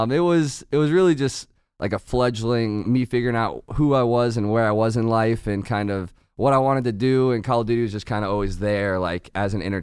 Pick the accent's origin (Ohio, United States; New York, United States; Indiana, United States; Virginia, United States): Virginia, United States; Northern